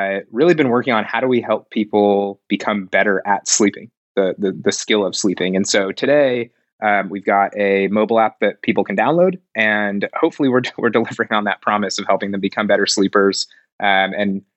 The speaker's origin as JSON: {"language": "English", "region": "Southern California", "country": "United States", "tie": "born or raised there", "moved": "as an adult", "lives_now": "Chicago, United States", "said": "I grew up in Southern California"}